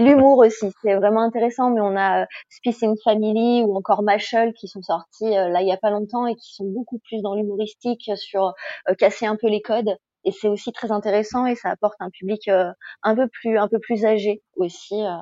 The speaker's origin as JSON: {"language": "French", "country": "France", "said": "en tant que Français"}